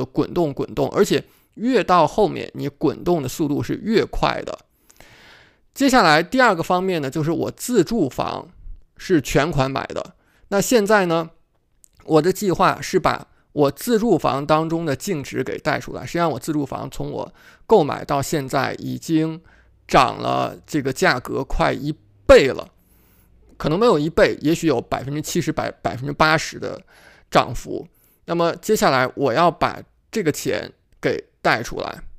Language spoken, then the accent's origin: Chinese; Beijing, China; moved away as an adult; now in United States; 你会知道我是从北京过来的。我在美国是白手起家的，我并不像是很多人，我把北京、上海的房子卖了，拿一大笔钱过来，在这边买几套房